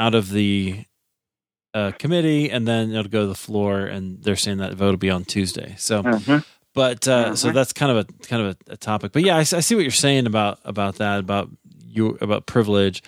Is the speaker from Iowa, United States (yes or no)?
yes; Iowa, United States; I grew up in Iowa